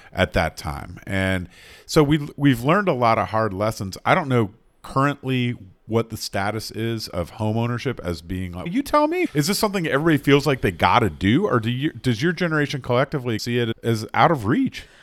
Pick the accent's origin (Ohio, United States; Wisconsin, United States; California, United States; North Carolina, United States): North Carolina, United States; I'm from North Carolina.